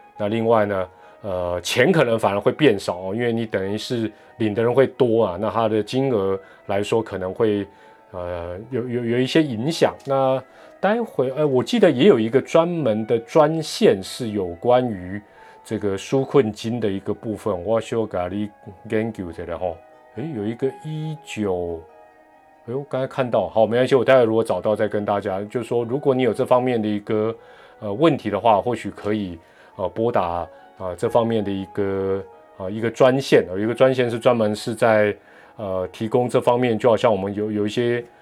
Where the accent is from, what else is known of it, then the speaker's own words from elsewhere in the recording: Taiwan; 泡面都是我们台湾人第一个会去这个抢买的商品